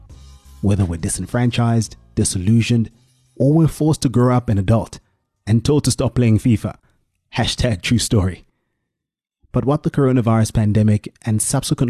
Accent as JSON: {"language": "English", "town": "Soweto", "region": "Gauteng", "country": "South Africa", "tie": "born or raised there", "said": "I grew up in Orlando East, and like any kid from Soweto, I played in the street"}